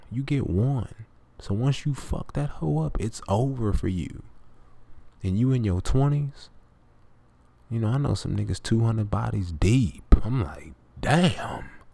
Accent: the South, United States; I'm from the South

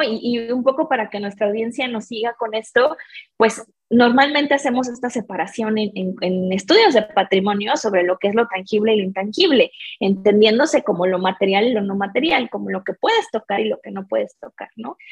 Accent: Mexico City, Mexico; yo soy mexicana, crecí en la cuenca de la Ciudad de México

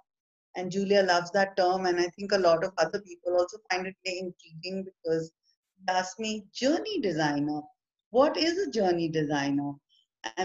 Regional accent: India; I am from India

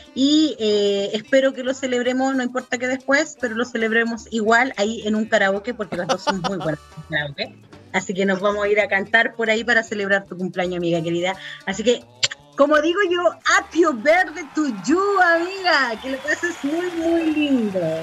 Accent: Chile

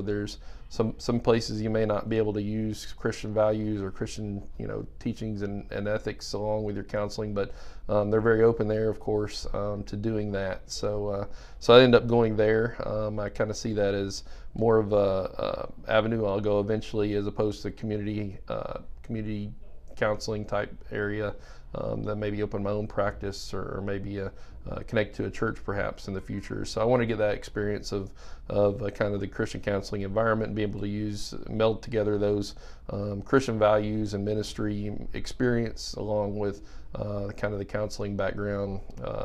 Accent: Central Arkansas, United States; moved away as an adult; also born or lived in Texas; I grew up in Arkansas, Central Arkansas

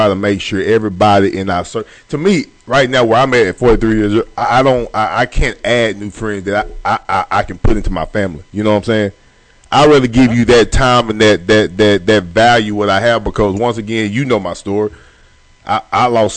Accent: Longview, Texas, United States; a lot of people that I grew up with back in Longview and Pine Tree

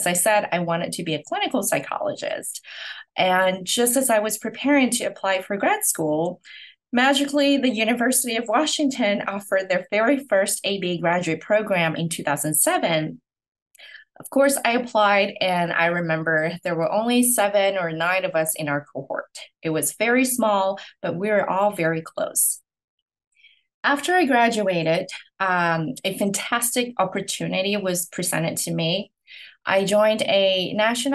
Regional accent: Hong Kong; moved away as an adult; now in United States; I'm originally from Hong Kong, and I moved to the US to continue my education.

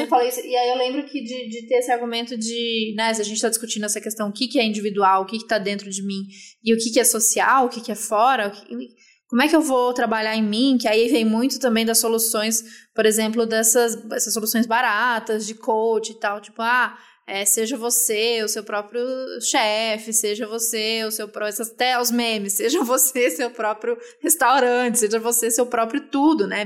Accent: Brazil; sendo brasileiro em 2021?

